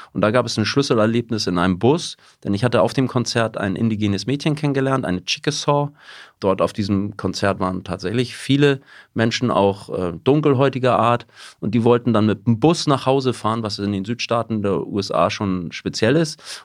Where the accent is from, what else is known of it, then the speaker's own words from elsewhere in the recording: Hamburg, Germany; also born or lived in United States; war auf dem Gymnasium Blankenese in einem sehr guten Viertel in Hamburg